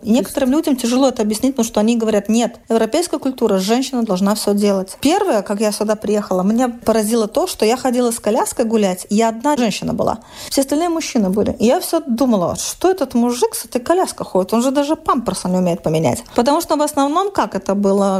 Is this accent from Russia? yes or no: no; Vilnius, Vilnius County, Lithuania; moved away as an adult; now in Kragerø, Norway; Я из Вильнюса